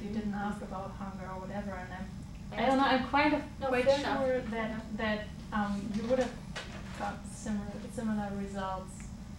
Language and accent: English; Germany; moved away; I'm from Germany, not Jewish, went also to public schools